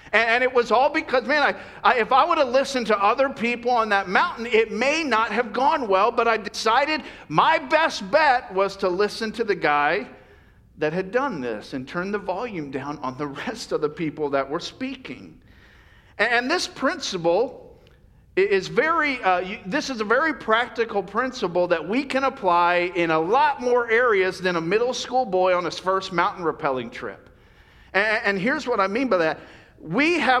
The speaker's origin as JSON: {"language": "English", "region": "Florida", "country": "United States", "tie": "born or raised there", "moved": "yes", "lives_now": "California, United States", "said": "when I grew up in Florida, we had, you know, beautiful beaches"}